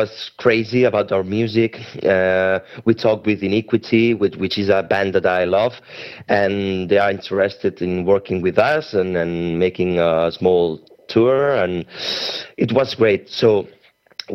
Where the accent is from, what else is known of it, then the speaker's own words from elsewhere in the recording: Spain; also born or lived in Barcelona; we are from Spain